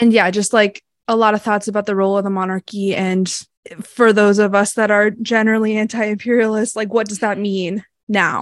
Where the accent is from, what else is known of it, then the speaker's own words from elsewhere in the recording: Massachusetts, United States; I grew up in Massachusetts